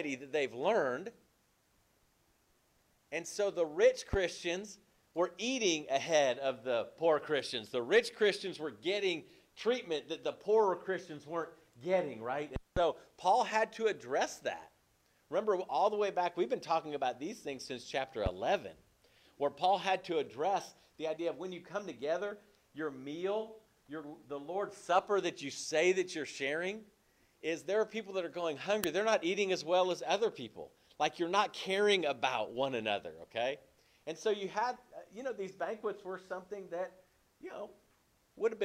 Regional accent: Berkeley, California, United States; I grew up in California. I grew up near Berkeley, California.

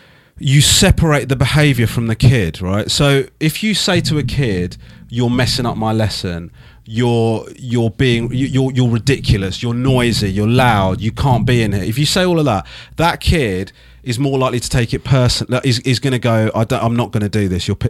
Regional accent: Crawley, South East England, United Kingdom; born there; Yes, I was born in Crawley, actually, which is south of London.

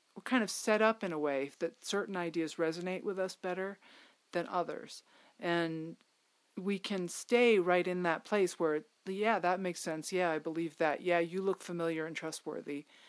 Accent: Connecticut, United States; my home state

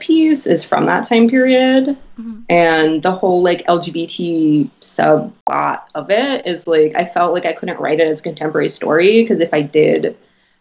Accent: Boston, Massachusetts, United States; growing up in Boston

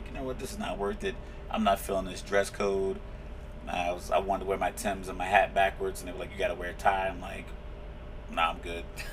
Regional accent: Virginia, United States; I am from the great state of Virginia, also known as the Old Dominion

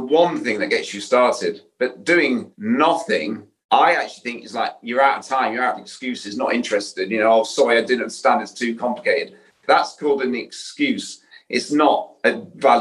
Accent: Yorkshire and the Humber, United Kingdom; I'm from Yorkshire.

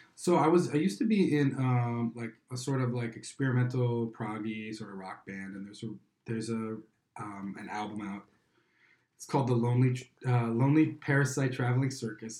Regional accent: Chicago, Illinois, United States; I'm from Chicago

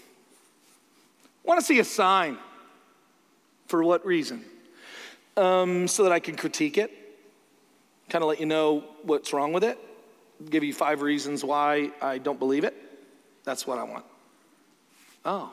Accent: Canada; I'm Canadian

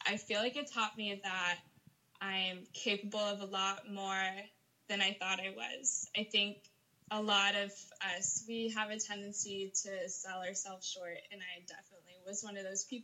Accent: Northern California, United States; moved away as an adult; also born or lived in Utah; now in Hawaii, United States; I'm originally from Northern California, from a small town outside of Sacramento, but I was going to school in Utah

